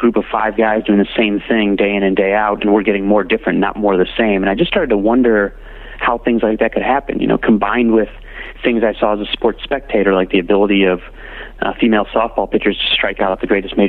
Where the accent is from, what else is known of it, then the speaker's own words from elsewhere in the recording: outside of Chicago, Illinois, United States; I grew up outside of Chicago